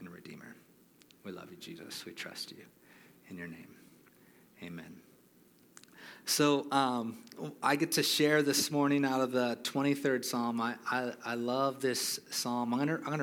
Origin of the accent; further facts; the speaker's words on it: Hawaii, United States; moved away; I grew up born and raised in Hawaii